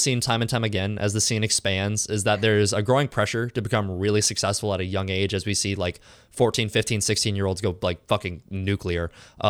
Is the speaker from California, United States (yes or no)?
yes; California, United States; now in Chicago, United States; I came from California to Chicago, so I think you'll manage.